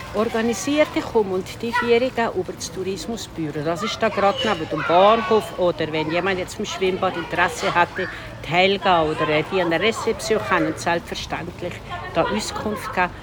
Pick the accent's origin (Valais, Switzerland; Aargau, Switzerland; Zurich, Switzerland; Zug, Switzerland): Valais, Switzerland; Stalden; moved away as an adult; now in Visp, Switzerland; Ich bin von Stahlen, das ist ein kleines Dorf in einem Fischbertaler, so also sieben Kilometer von hier Richtung Süden